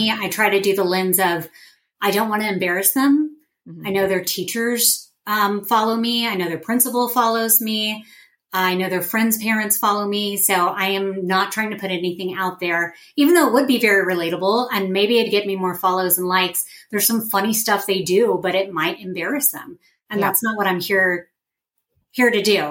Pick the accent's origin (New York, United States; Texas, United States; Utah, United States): Texas, United States; Dallas; moved away as an adult; also born or lived in Oklahoma / Columbus, Ohio / Tulsa, Oklahoma / Waco, Texas; now in Kansas City, United States; I'm from Dallas, Texas.